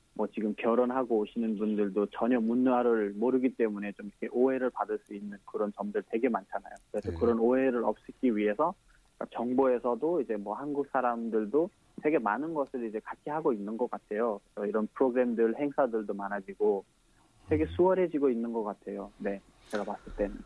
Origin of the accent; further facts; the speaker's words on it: Kathmandu, Bagmati, Nepal; Korean is a second language; moved away as an adult; now in South Korea; 저는 수도 카트만두입니다